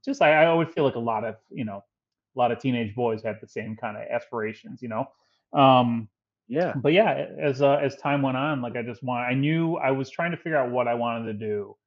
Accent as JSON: {"language": "English", "town": "Chicago", "region": "Illinois", "country": "United States", "tie": "born or raised there", "said": "For sure. So I'm born and raised in Chicago, grew up on the south side of Chicago. I'm a child of the, you know, mid 80s or, you know, and a, you know, teenager of the 90s. So growing up in Chicago"}